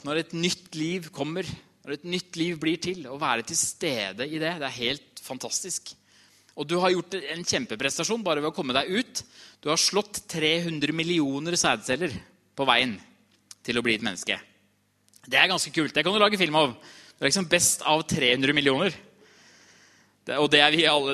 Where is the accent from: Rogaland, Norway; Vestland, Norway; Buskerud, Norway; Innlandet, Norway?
Innlandet, Norway; Trysil; jeg kommer fra Trysil